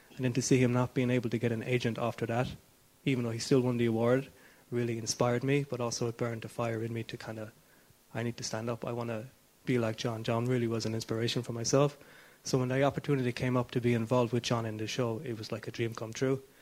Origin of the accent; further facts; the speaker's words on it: Tralee, Munster, Ireland; I'm from Tralee, County Kerry